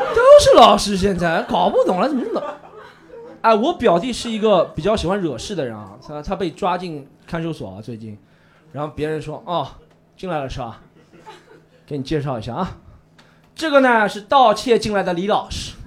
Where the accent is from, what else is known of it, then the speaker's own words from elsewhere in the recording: Shanghai, China; 我是一个可爱的上海人